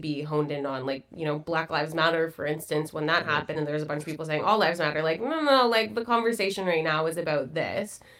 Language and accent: English; Burlington, Ontario, Canada; I grew up in Burlington, Ontario.